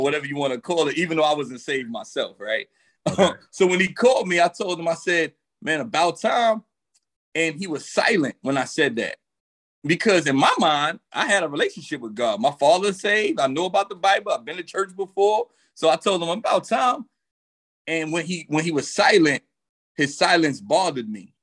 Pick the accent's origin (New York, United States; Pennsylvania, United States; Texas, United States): New York, United States; New York City; I grew up in the streets. I'm originally from Brooklyn, New York